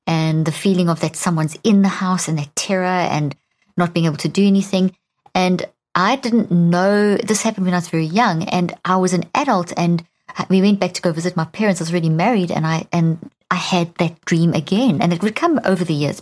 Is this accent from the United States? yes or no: no; Pretoria, Gauteng, South Africa; I grew up in South Africa